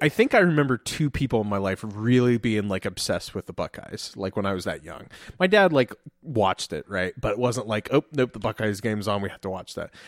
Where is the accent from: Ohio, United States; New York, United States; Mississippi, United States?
Ohio, United States; Columbus; moved away; also born or lived in Washington, D.C.; I was from Columbus